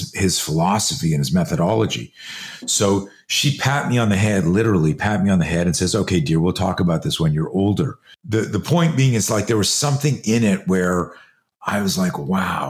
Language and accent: English; Canada; now in United States; I grew up in Canada. I'm a US citizen now. I live in the States, but I grew up in Canada